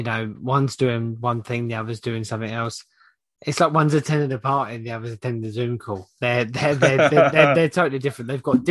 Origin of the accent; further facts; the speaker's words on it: London, United Kingdom; moved away; I come from Hackney, and my family, majority of my family are from Hackney and Islington